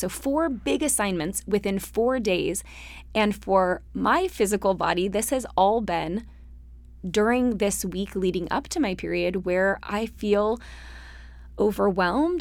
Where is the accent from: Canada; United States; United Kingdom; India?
United States; Utah; moved away; We grew up in Utah, big, happy Mormon families